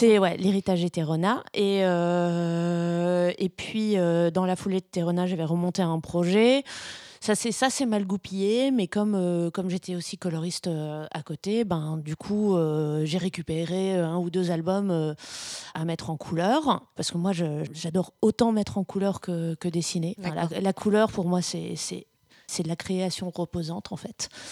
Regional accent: Brussels, Brussels-Capital Region, Belgium; je suis belge, je suis bruxelloise

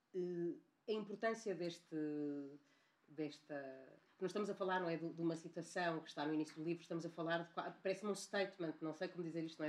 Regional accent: Porto, Norte, Portugal; eu sou do Porto

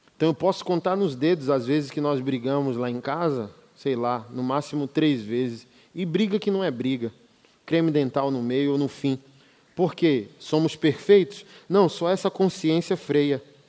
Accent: Brasília, Federal District, Brazil; sou de Brasília

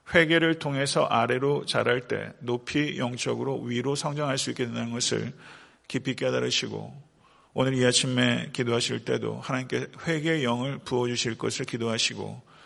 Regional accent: Buyeo, South Chungcheong, South Korea; now in Atlanta, United States; 제 본적이 부여입니다. 예, 부여인데, 아, 저희 그 고모님이 아직도 그 제 생가에서 태어났어요. 예, 전 집에서 태어났습니다.

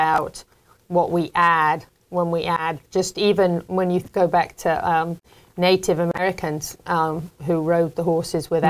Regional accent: England, United Kingdom; moved away; when I was a little girl growing up in England

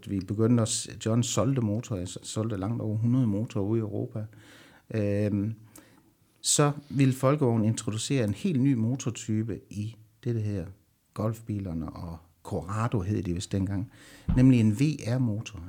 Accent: Southern Jutland, Southern Denmark, Denmark; jeg er sønderjyde

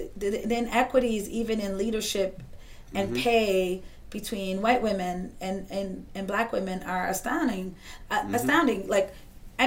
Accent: Boston, Massachusetts, United States; we're all from Boston.

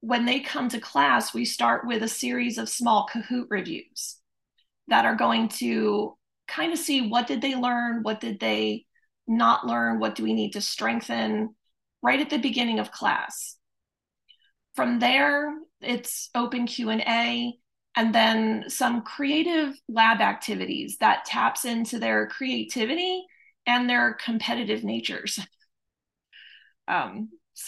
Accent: Pottstown, Pennsylvania, United States; moved away as an adult; also born or lived in Philadelphia; now in Florida, United States; I grew up in Pottstown, Pennsylvania

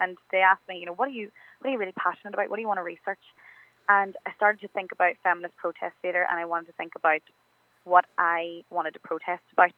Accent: Coalisland, Northern Ireland, United Kingdom; also born or lived in Derry; my hometown in Coal Island.

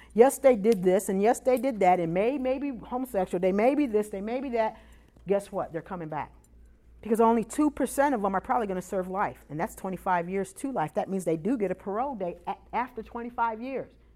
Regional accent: Chicago, Illinois, United States; also born or lived in Iowa; now in Memphis, United States; I'm originally from Chicago

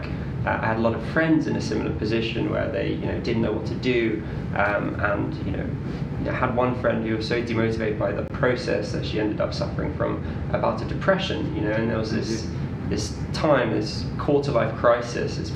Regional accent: London, United Kingdom; also born or lived in Leeds; I grew up in Northwest London

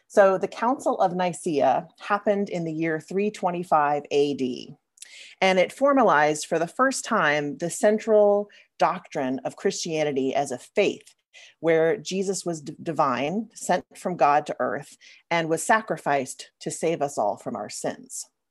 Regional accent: Louisiana, United States; I grew up in Louisiana, as many of you know, a place full of ancient mossy oak trees that I love to climb

